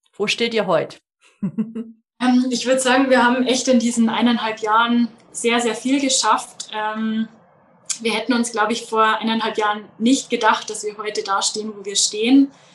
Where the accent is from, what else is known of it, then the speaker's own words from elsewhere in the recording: Munich area, Bavaria, Germany; Ich komme aus dem Münchner Umland, aus dem schönen Bayern